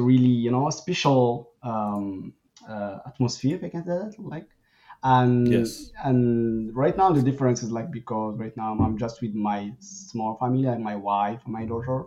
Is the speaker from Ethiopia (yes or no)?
no; Morocco; now in Canada; I I grew up like in Morocco uh, before moving to Canada